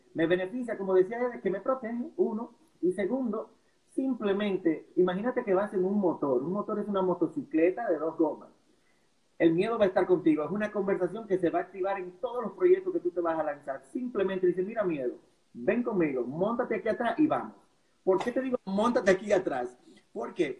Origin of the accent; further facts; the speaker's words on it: La Vega, Dominican Republic; Yo vengo de La Vega, de la República Dominicana